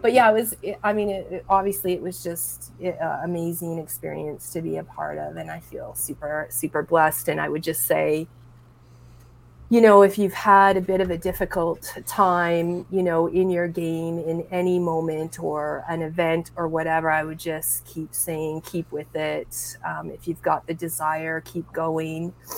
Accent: Edmonton, Alberta, Canada; like that's my hometown. Um, it's where I'm from

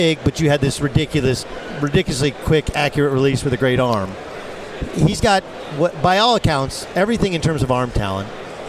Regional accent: Southern California, United States; I grew up in Southern California, didn't need gloves.

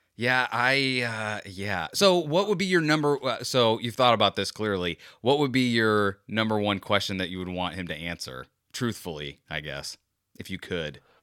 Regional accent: Florida, United States; a true Floridian like me

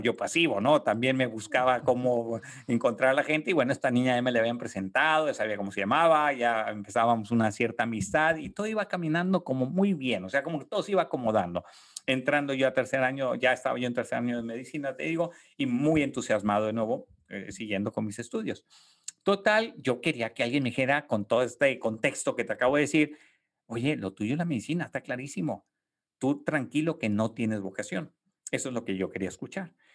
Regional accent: Tijuana, Baja California, Mexico; moved away as an adult; also born or lived in Monterrey, Mexico; now in San Antonio, United States; Yo nací en Tijuana, en, en Baja California, este, crecí en una familia con cinco hermanos

